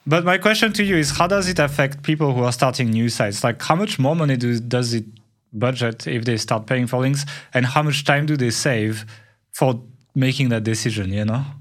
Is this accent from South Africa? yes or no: no; France; accent: French